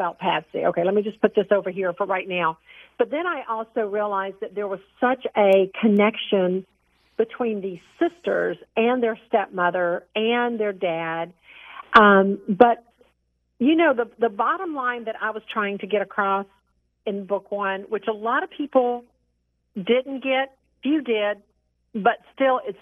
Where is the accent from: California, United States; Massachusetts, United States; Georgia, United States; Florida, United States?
Georgia, United States; near Savannah, coast of; I grew up on the coast of Georgia. You know, I grew up near Savannah.